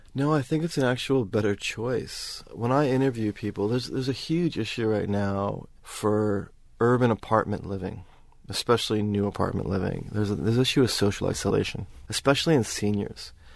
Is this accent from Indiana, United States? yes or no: no; New York, United States; moved away as an adult; also born or lived in Seattle; now in Sydney, Australia; I'm, I'm from New York. I was in Seattle for six years